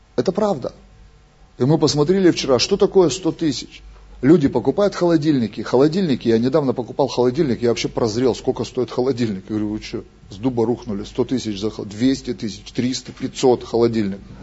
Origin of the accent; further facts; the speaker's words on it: Russia; Мы же из России